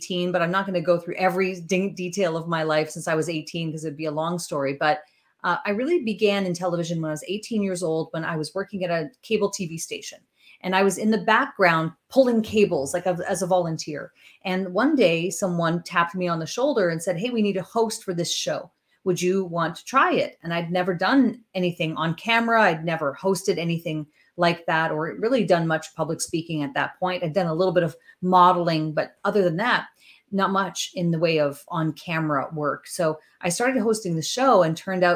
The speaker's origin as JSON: {"language": "English", "region": "northern Ontario", "country": "Canada", "moved": "yes", "lives_now": "Chatham, Canada", "said": "a girl who comes from northern Ontario"}